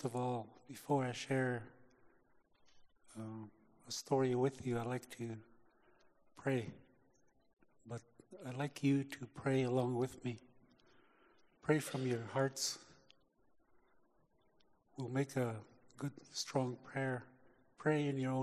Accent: Canada; I was born in Canada.

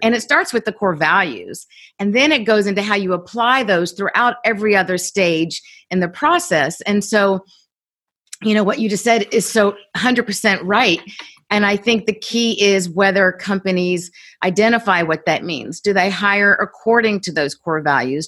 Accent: Columbus, Georgia, United States; I grew up in Columbus, Georgia, pretty small town

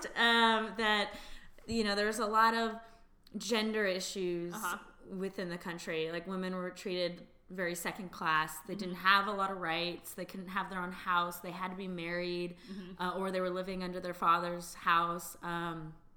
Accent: East Bay, California, United States; now in San Francisco, United States; I'm originally from the East Bay, so I always knew I'd end up back in the Bay Area to be close to my family

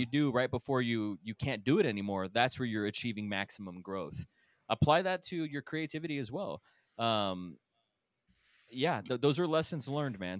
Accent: Texas, United States; moved away; I'm from Texas.

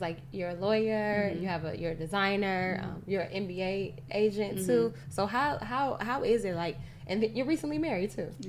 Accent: Chicago, Illinois, United States; I'm from Chicago. Born and raised

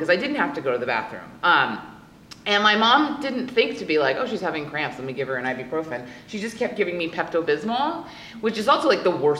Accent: Louisiana, United States; I go to college in Hawaii, I'm from Louisiana, and I'm going back home for the summer.

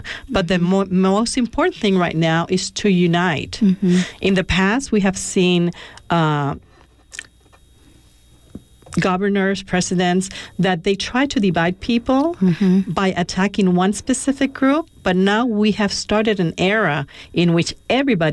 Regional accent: Puerto Rico; moved away; I'm originally from Puerto Rico

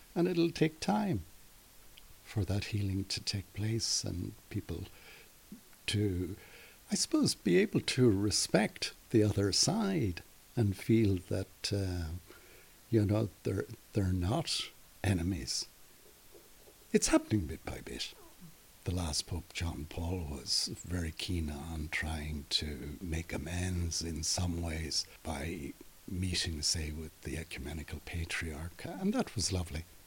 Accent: Derry, Northern Ireland, United Kingdom; I grew up in Derry

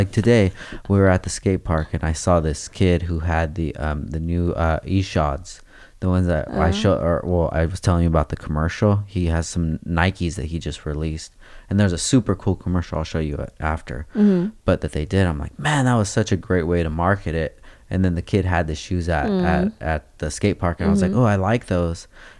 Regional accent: Oxnard, California, United States; I'm from Oxnard, babe.

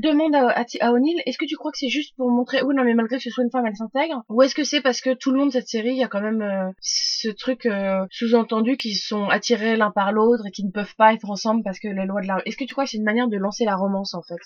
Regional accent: France; chez nous en France

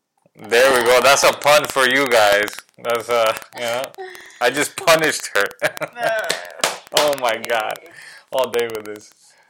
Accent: New York, United States; Yes, we are New Yorkers. Well, I'm a New Yorker.

